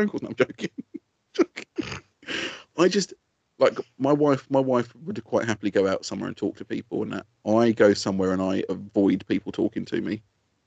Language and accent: English; Essex, East of England, United Kingdom; I'm from Essex.